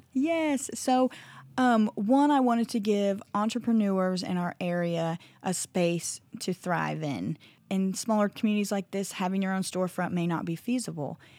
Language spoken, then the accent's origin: English; Iowa, United States; now in Vian, Oklahoma, United States; my small town in Iowa